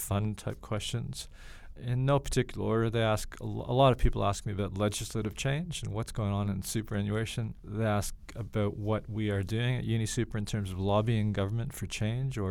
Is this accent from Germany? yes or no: no; Canada; moved away as an adult; also born or lived in Toronto, Canada; now in Australia; I'm a Canadian, but I'm also an Australian